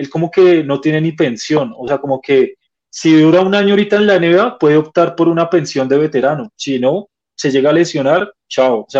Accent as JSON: {"language": "Spanish", "country": "Colombia"}